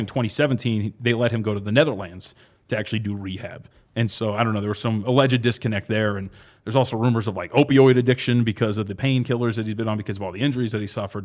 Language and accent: English; Anaheim, California, United States; I was born out in SoCal